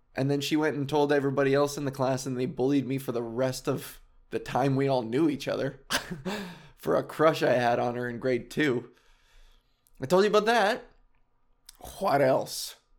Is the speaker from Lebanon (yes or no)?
no; Whitby, Ontario, Canada; I grew up in Whitby, and in Oshawa